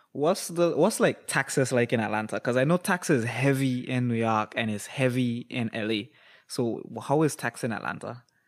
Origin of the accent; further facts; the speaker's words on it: Toronto, Ontario, Canada; I was born in Toronto, Canada